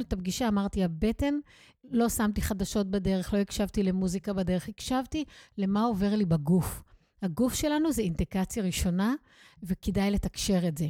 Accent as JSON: {"language": "Hebrew", "country": "Israel", "tie": "born or raised there", "said": "אני כישראלית, צברית"}